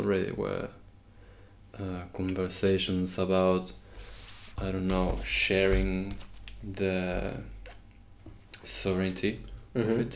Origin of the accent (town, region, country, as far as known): Argentina